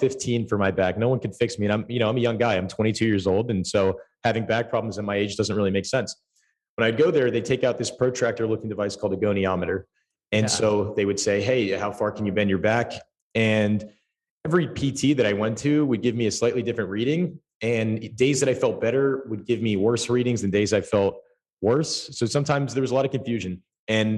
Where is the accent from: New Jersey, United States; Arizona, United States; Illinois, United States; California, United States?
New Jersey, United States; I'm from New Jersey. I grew up in a house where my grandfather was a stroke patient.